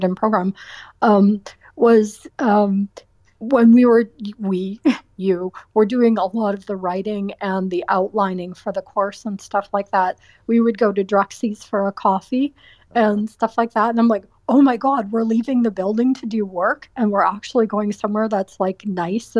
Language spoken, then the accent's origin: English; Waterloo, Ontario, Canada; moved away as an adult; also born or lived in Welland, Ontario; now in Toronto, Canada; I grew up in Waterloo, Ontario, and I went to school there